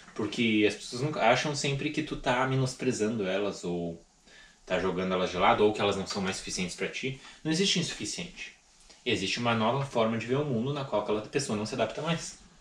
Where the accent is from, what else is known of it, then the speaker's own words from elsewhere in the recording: Rio Grande do Sul, Brazil; eu sou gaúcho.